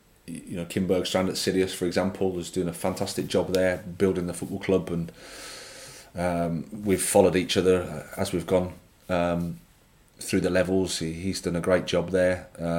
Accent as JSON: {"language": "English", "region": "England", "country": "United Kingdom", "said": "There is a bit about it that, like I say, I'm an Englishman, so I can say this"}